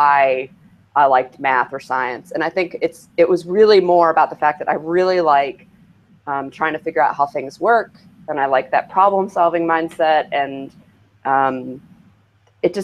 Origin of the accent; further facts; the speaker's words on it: Kentucky, United States; moved away as an adult; also born or lived in Cincinnati; now in Portland, United States; I've lived here for 12 years. I grew up in Kentucky.